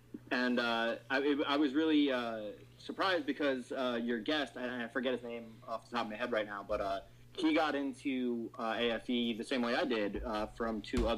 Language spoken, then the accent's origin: English; New Jersey, United States; Oh yeah, I'm from New Jersey. We're all Italian.